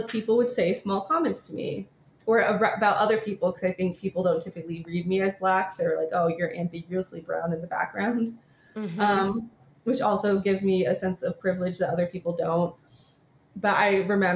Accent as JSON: {"language": "English", "region": "California", "country": "United States", "said": "California. It's here."}